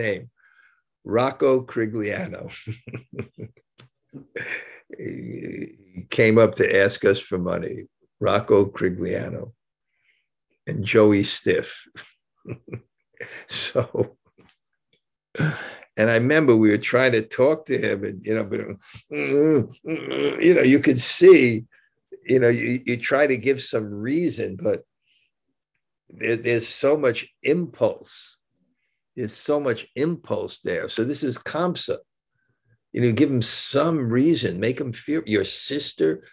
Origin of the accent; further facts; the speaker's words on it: New York, United States; I grew up in New York